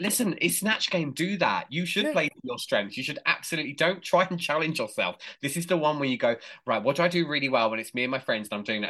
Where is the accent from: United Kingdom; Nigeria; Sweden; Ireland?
United Kingdom; England; I'm English